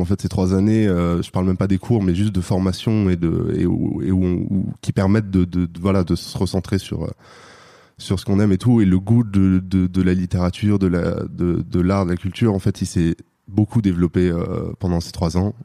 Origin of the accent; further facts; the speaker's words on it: Paris, Île-de-France, France; je viens de Paris